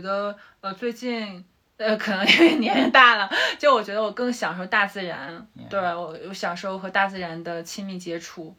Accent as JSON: {"language": "Chinese", "town": "Dalian", "region": "Liaoning", "country": "China", "tie": "born or raised there", "also_born_or_lived": "Australia / Beijing / Shanghai", "moved": "as an adult", "lives_now": "Dali, China", "said": "我是大连人，然后其实前十八年都在大连嘛，然后之后嗯哼。本科是在辽宁读的，然后我硕士其实是到了澳洲，然后读了会计专业，对，嗯。管理会计专业"}